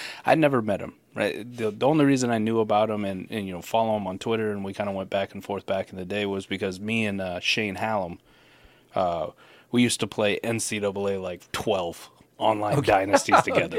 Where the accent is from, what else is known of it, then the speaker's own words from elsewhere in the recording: Iowa, United States; I'm from Iowa